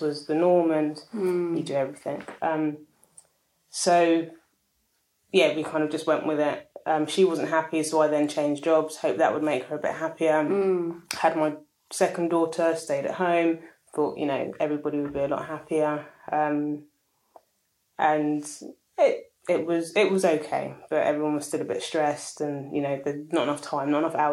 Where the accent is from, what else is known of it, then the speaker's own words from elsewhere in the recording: London, United Kingdom; I'm Ghanaian British, born here, always lived in London.